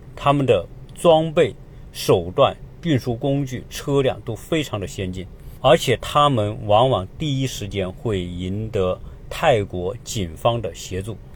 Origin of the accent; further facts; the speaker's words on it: China; 作为一个中国人